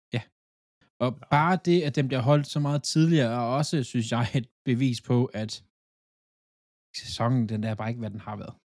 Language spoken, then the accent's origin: Danish; Funen, Southern Denmark, Denmark; jeg er Fynbo